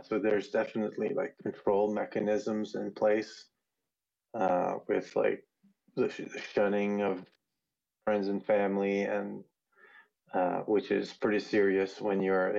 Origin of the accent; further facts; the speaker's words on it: the Maritimes, Canada; moved away as an adult; also born or lived in Vancouver, British Columbia; now in British Columbia Interior, Canada; I'm from the Maritimes in Canada, so that's East Coast Canada